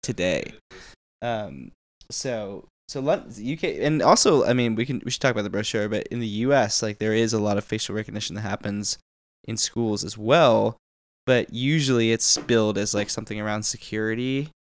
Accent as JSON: {"language": "English", "region": "Texas", "country": "United States", "said": "I'm from Texas"}